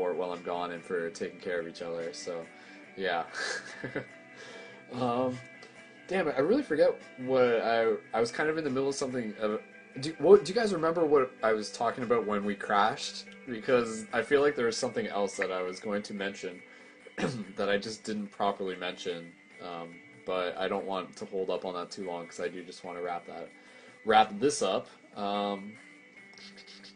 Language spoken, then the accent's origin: English; London, Ontario, Canada; I'm from London, Ontario, Canada, to confirm, so it's a little bit north of Detroit.